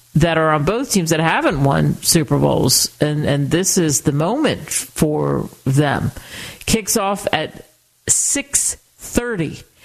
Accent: outside of Philadelphia, Pennsylvania, United States; I grew up outside of Philadelphia

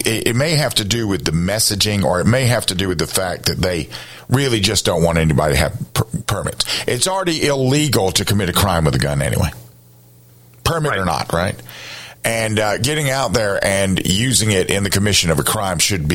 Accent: Columbia, South Carolina, United States; I grew up in Columbia.

